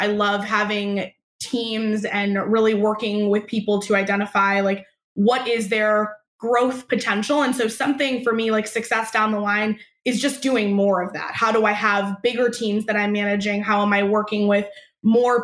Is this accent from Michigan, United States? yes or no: yes; Michigan, United States; also born or lived in Arizona / California; now in Boston, United States; I grew up in Michigan